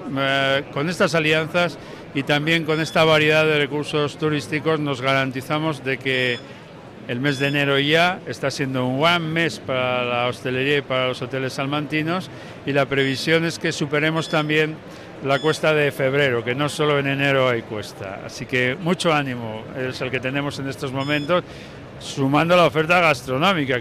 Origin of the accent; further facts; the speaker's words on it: La Armuña, Castile and León, Spain; yo soy de la Armuña